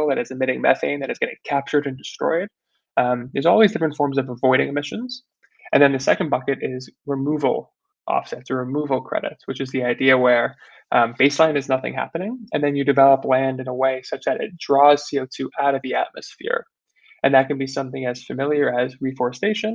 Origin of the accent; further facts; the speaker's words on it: New York, United States; I was born and raised in New York